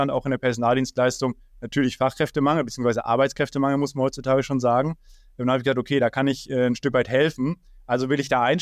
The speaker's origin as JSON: {"language": "German", "town": "Erfurt", "region": "Thuringia", "country": "Germany", "said": "also ich komme tatsächlich nicht aus Kassel, sondern aus Erfurt und da ist auch immer noch mein Lebensmittelpunkt."}